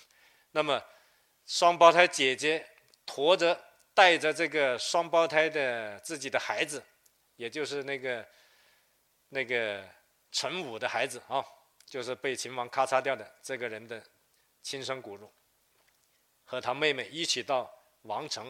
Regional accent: Lingnan, China; 呃，喜民实边啊，呃，同时他还派了几批啊，几十万人南迁岭南，成为第一批到岭南的客家人啊，这也是我们岭南人的祖先。

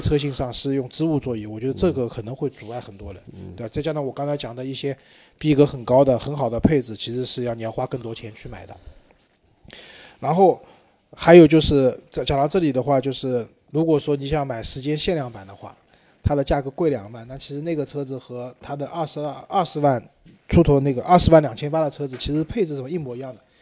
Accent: China; 我们中国人买车啊，还是还是以大为美的

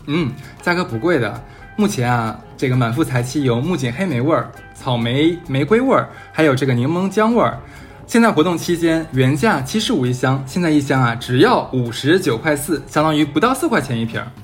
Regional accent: Northeast China, China; 咱们东北那边其实没有说蘸东西

